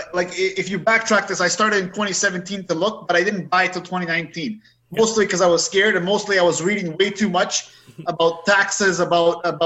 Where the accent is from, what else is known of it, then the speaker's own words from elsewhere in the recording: Canada; we're Canadian